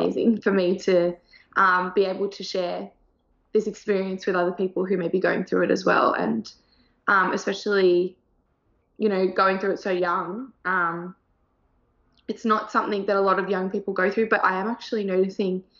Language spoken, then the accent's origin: English; Sydney, New South Wales, Australia; also born or lived in Thailand; I'm from Australia. I grew up in Sydney, in the South Sydney area.